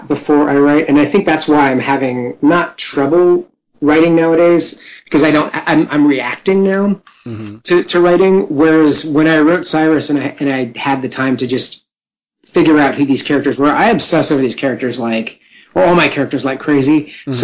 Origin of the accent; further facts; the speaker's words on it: West Coast, United States; I'm on the West Coast, born and raised.